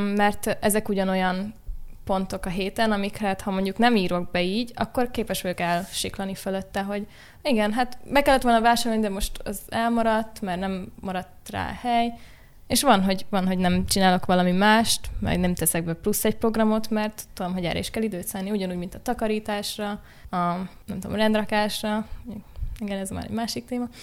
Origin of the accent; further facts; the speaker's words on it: Budapest, Hungary; itt ugye Budapesten születtem, nagyon nem voltam sokat vidéken